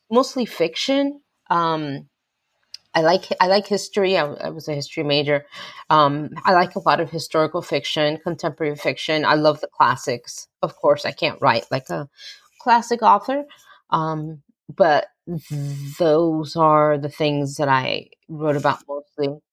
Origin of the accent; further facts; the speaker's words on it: West New York, New Jersey, United States; I grew up in West New York, New Jersey